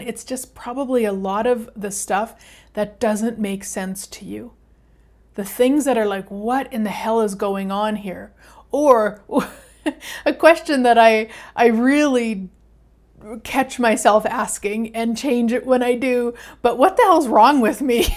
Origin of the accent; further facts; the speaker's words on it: Canada; I'm Canadian